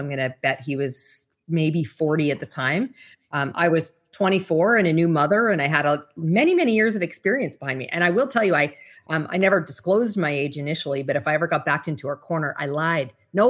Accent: Canada; I'm originally from Canada. So I had my Canadian securities license.

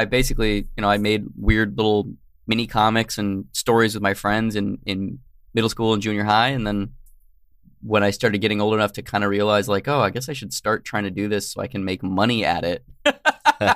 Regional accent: Tucson, Arizona, United States; now in California, United States; I'm originally from Tucson, Arizona

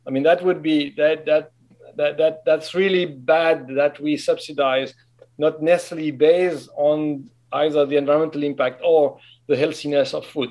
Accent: French-speaking Switzerland, Romandy, Switzerland; moved away; I'm from the French of Switzerland

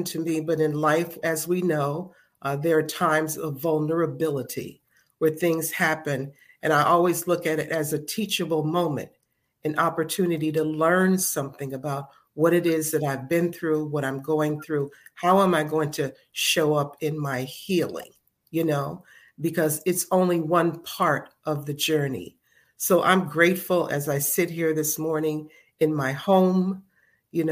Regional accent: Chicago, Illinois, United States; now in Philadelphia, United States; I am originally from Chicago, Illinois, but I have been in Philadelphia since 1974.

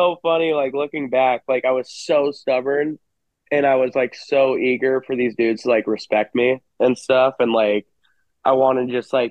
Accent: Hermosa Beach, California, United States; we grew up in Hermosa Beach

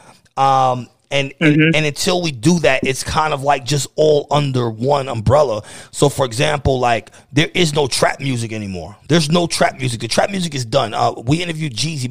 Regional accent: New York City, New York, United States; moved away as an adult; now in Pennsylvania, United States; I'm born and raised in New York City. I'm born and raised in the Bronx, 225th and Broadway.

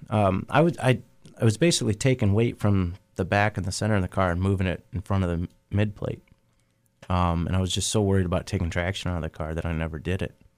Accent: Oakshade, Ohio, United States; Oak Shade's the, you know, my hometown track

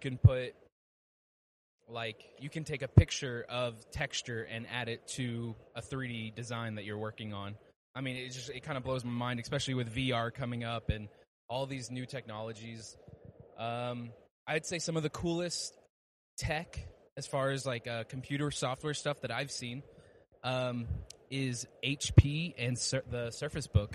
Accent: Dallas, Texas, United States; I'm from Dallas, Texas

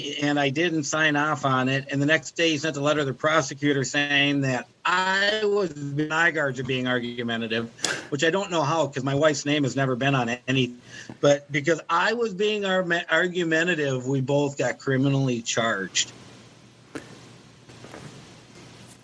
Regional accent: United States; for being an American

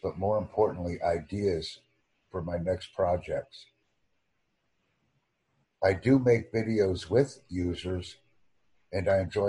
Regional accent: United States; I am not a British English speaker. I am from the United States.

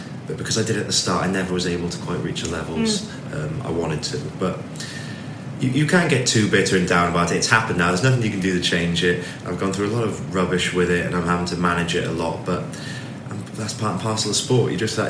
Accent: Swansea, Wales, United Kingdom; also born or lived in Gloucestershire; I'm from Swansea originally.

